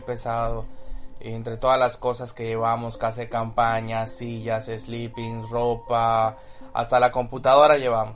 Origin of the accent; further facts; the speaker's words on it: Yucatán, Mexico; saben que soy yucateco